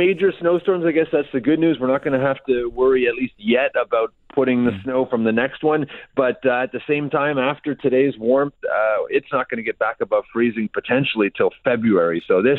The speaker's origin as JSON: {"language": "English", "town": "Montreal", "region": "Quebec", "country": "Canada", "tie": "born or raised there", "moved": "yes", "lives_now": "Toronto, Canada", "said": "I grew up in Montreal"}